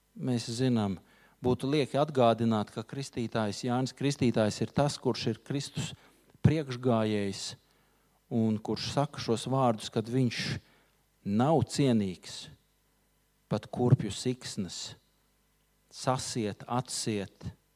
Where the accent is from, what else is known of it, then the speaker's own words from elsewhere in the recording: Latvia; mēs visi esam latvieši